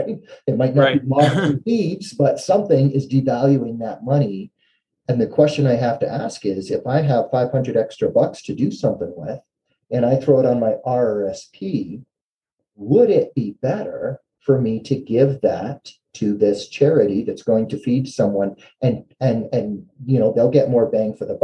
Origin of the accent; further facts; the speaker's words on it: Canada; as a Canadian